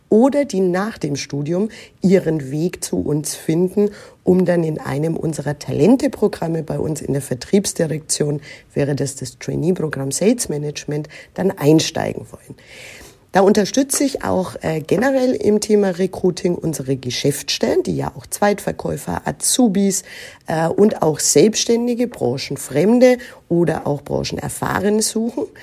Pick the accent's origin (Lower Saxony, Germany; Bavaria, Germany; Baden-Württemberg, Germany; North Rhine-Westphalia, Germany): Bavaria, Germany; Nuremberg; Ich bin aber hier im Frankenland in Nürnberg geboren, aufgewachsen, zur Schule gegangen, habe hier auch größtenteils studiert